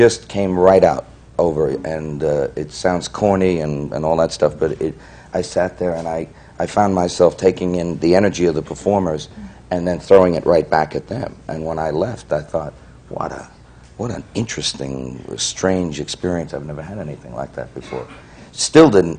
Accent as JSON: {"language": "English", "region": "New York", "country": "United States", "tie": "born or raised there", "said": "I grew up in New York"}